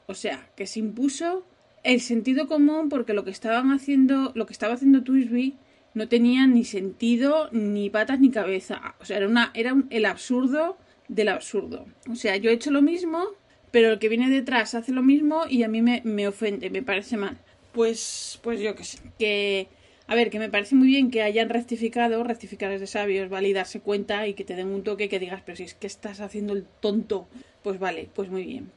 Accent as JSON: {"language": "Spanish", "region": "Asturias", "country": "Spain", "tie": "born or raised there", "said": "la primera vez que yo fui de vacaciones fuera de Asturias, yo tenía 12 años"}